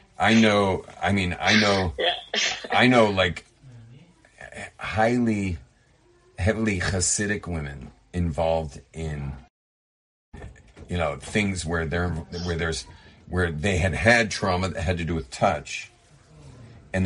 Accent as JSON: {"language": "English", "town": "Los Angeles", "region": "California", "country": "United States", "said": "I'm from"}